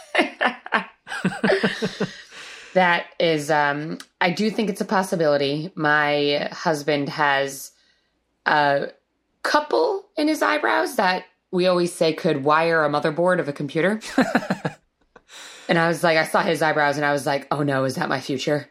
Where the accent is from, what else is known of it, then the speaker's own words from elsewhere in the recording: Rhode Island, United States; moved away; I grew up in Rhode Island, which isn't a super cold place